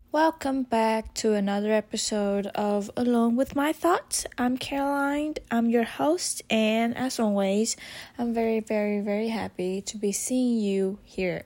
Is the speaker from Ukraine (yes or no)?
no; Vietnam; I'm from Vietnam